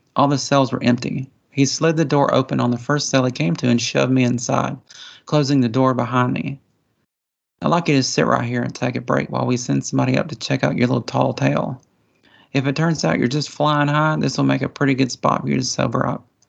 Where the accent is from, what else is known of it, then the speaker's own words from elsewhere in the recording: Appalachian Mountains, United States; accent: hillbilly; I was raised, you know, in the Appalachian Mountains. I'm kind of a hillbilly, as you can probably tell by my accent.